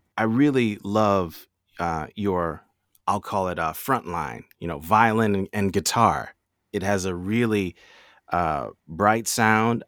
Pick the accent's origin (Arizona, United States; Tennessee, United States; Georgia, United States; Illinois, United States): Tennessee, United States; Nashville; now in New York, United States; I'm not originally from New York. I'm actually from Nashville, Tennessee